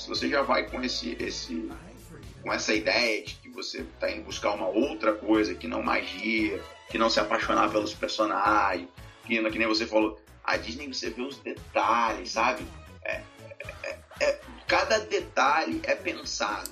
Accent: Rio de Janeiro, Brazil; sou do Rio

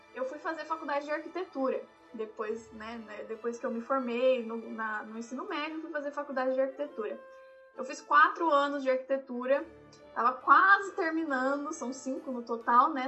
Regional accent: Brazil; moved away; also born or lived in Tennessee, United States; eu sou do Brasil, eu falo

